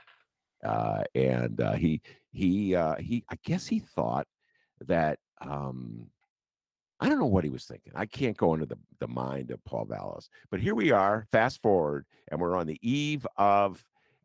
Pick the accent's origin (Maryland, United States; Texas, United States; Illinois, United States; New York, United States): Illinois, United States; Evanston; I'm from Evanston